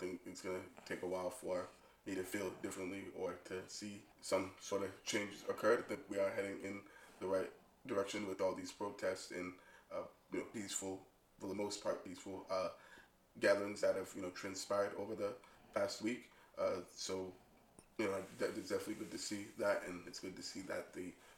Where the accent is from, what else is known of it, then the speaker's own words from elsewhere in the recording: Medford, United States; born and raised in Medford